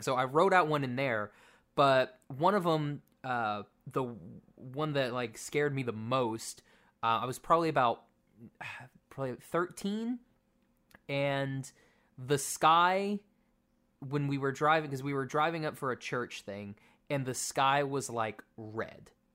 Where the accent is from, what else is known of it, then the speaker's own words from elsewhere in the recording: Oklahoma, United States; moved away; I'm from Oklahoma where it gets below freezing.